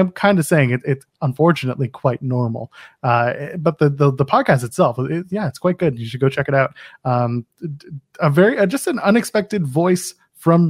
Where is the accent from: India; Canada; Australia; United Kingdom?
Canada; I'm a Canadian